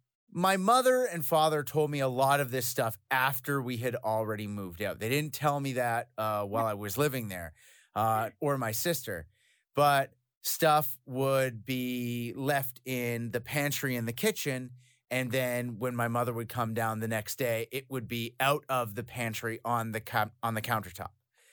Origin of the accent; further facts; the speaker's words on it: Canada; also born or lived in Belgium; Like, I'm Canadian, I'm not from Belgium, but my family's military, so we moved around. And when I was very young, we moved to Belgium, and we moved to southern Belgium near Mons.